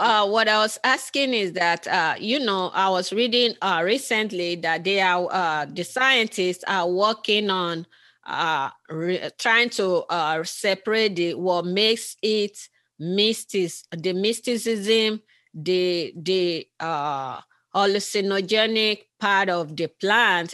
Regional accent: Nigeria; I'm from originally from Nigeria

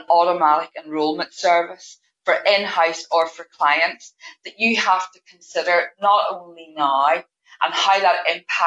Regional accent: Northern Ireland, United Kingdom; I am from Northern Ireland

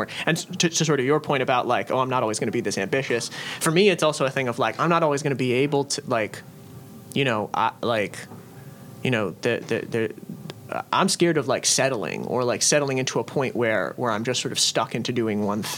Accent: Storrs, Connecticut, United States; now in Philadelphia, United States; I grew up in Connecticut

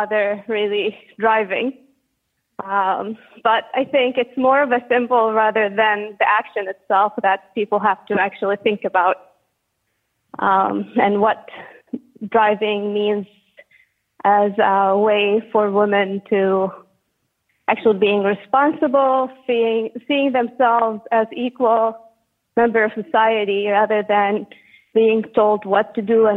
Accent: Saudi Arabia; English is a second language; moved away as an adult; now in Toronto, Canada; I'm originally from Saudi Arabia, and I've been living in Canada for the past 11 years

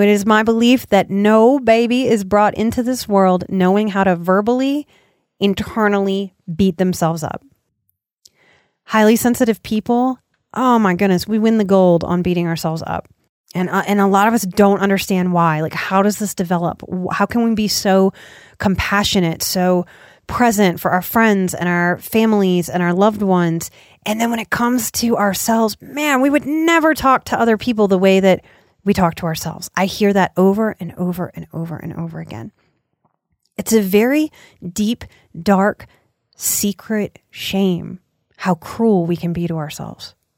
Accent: United States; as an American

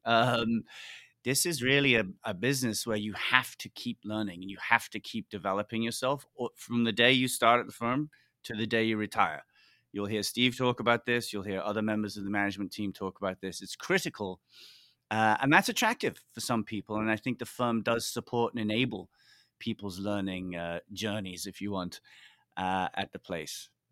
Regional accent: Liverpool, North West England, United Kingdom; moved away as an adult; also born or lived in Oxford / Hong Kong / New York; I grew up in Liverpool, big city in the U K

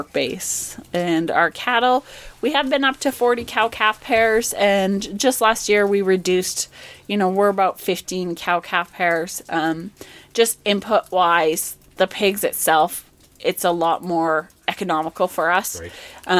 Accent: Calgary, Alberta, Canada; now in Didsbury, Canada; I grew up in Calgary

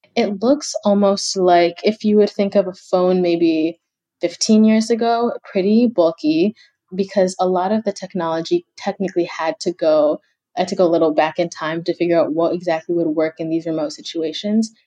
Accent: Kenya; moved away

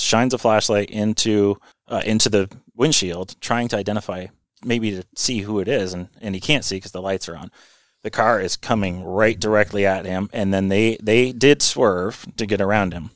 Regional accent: Vermont, United States; also born or lived in New York; I'm a native Vermonter. I, I've um, you know I grew up in Vermont, went to school in New York

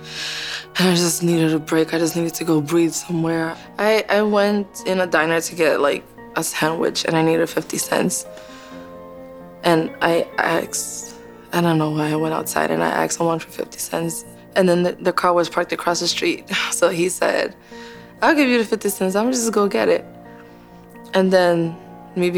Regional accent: Long Island, New York, United States; I grew up in Long Island, New York

